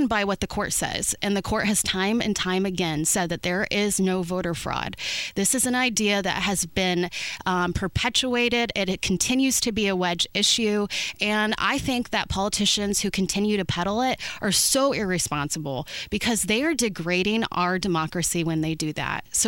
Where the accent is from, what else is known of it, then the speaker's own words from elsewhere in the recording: Martinsville, Indiana, United States; I'm from Indiana. I'm from Martinsville.